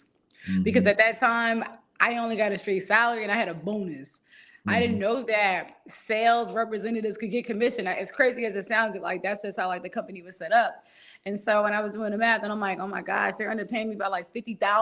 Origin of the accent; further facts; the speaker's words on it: Philadelphia, Pennsylvania, United States; I grew up with a single dad. I'm from Philly